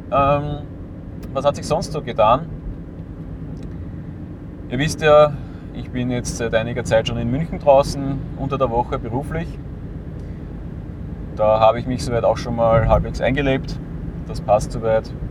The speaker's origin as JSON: {"language": "German", "region": "Lower Austria", "country": "Austria", "tie": "born or raised there", "said": "Einfach weil der Umweg über meinen Heimatort in der Nähe von Wien nicht wirklich sinnvoll ist"}